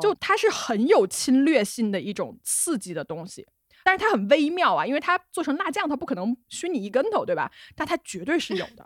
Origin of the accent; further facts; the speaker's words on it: Hunan, China; 我湖南人